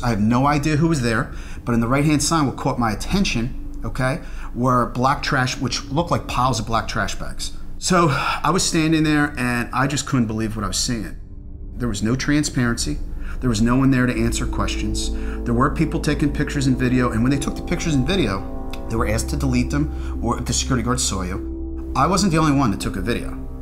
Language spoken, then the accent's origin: English; Philadelphia, Pennsylvania, United States; I grew up in Philadelphia